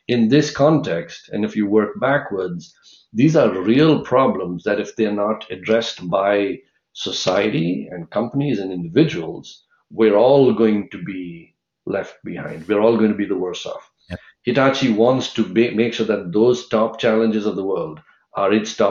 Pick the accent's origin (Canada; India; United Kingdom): India; now in San Francisco Bay Area, United States; I grew up in India